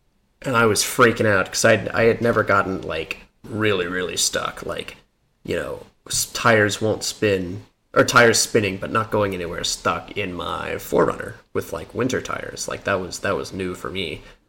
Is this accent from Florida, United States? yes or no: no; Colorado, United States; No problem. I'm from Colorado. Driving through the snow is not that odd.